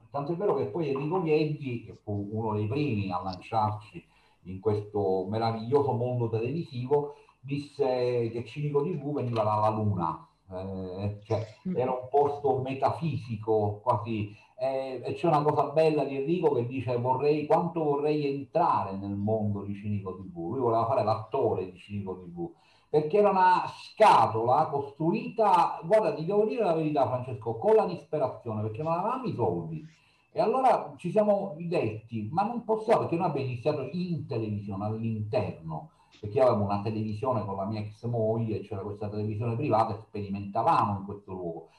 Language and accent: Italian; Sicily, Italy; la mia terra